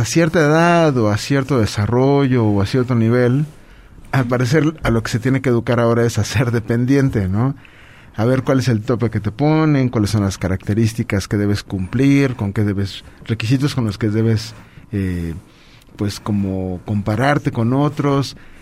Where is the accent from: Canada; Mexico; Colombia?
Mexico; Puebla